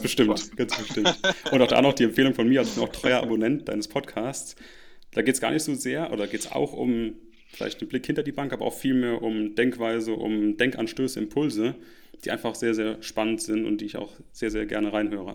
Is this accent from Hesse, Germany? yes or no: no; Rhineland-Palatinate, Germany; moved away; meine Heimat zurückdenke, kleiner Ort in Rheinland-Pfalz